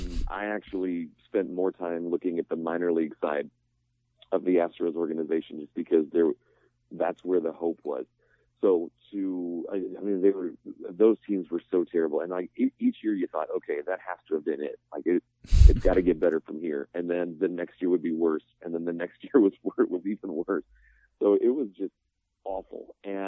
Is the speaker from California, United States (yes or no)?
no; Houston, Texas, United States; I grew up in Houston